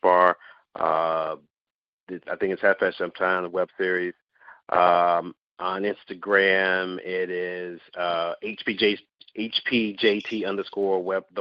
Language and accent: English; the South, United States; I grew up in the South, so dance is always a part of the family culture